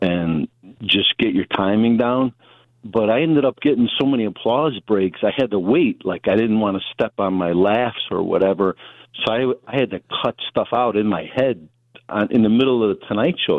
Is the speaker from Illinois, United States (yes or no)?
yes; Chicago, Illinois, United States; first language English; I'm from Chicago